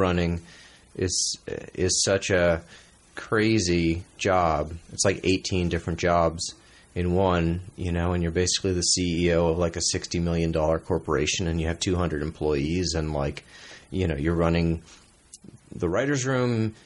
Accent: New York City, New York, United States; moved away as an adult; also born or lived in San Francisco; I grew up in New York City

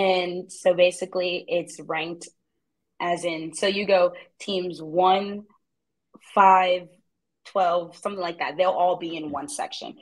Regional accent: New Jersey, United States; moved away as an adult; now in Columbia, United States; my hometown in New Jersey

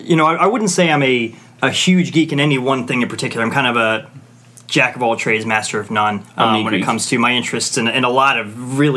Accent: Northern Virginia, United States; I always grew up in the Northern Virginia area. Born and raised in the Northern Virginia area.

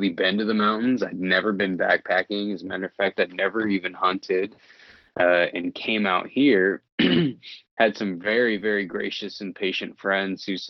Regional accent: Indiana, United States; moved away as an adult; now in Idaho, United States; I grew up in the Midwest just next to you in Indiana.

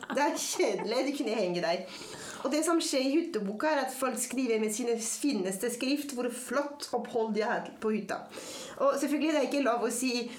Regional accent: France; Norwegian is a second language; moved away as an adult; also born or lived in Paris; now in Norway; jeg er født og vokst opp i Frankrike

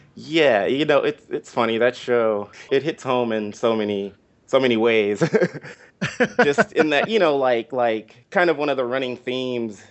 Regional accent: Inglewood, California, United States; moved away as an adult; also born or lived in Washington, D.C.; I grew up specifically in Inglewood

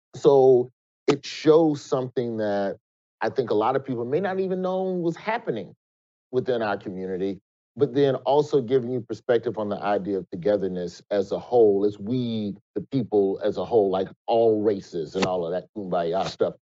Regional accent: Alabama, United States; Alabama, my home state.

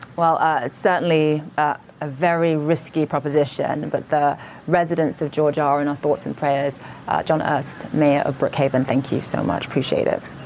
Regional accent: Nigeria; now in New York, United States; I'm originally from Nigeria

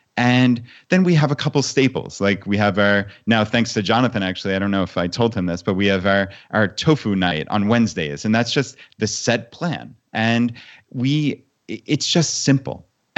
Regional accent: New York, United States; moved away as an adult; my wife and I, we grew up on Long Island, actually, in New York.

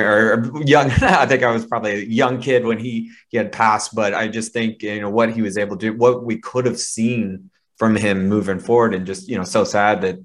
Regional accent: Texas, United States; as a Texan

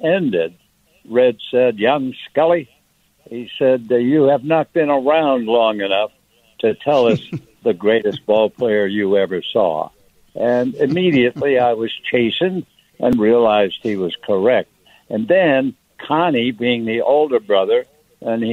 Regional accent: New York City, New York, United States; moved away; being a New Yorker kid raised in ice skating in the winter

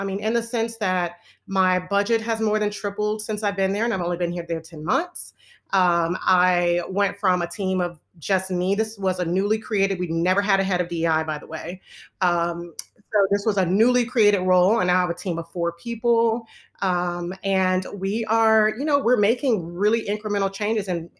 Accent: New Orleans, Louisiana, United States; also born or lived in Los Angeles, California; now in Atlanta, United States; I'm originally from LA. I grew up in New Orleans.

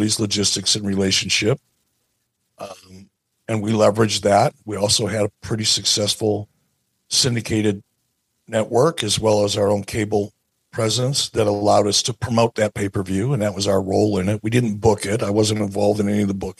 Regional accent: Detroit, Michigan, United States; moved away; also born or lived in Pittsburgh / Montana; when I was a kid growing up in Detroit.

